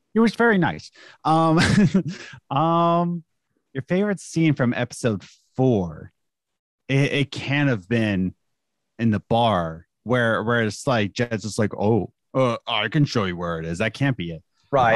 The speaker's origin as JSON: {"language": "English", "country": "United States", "said": "as an American"}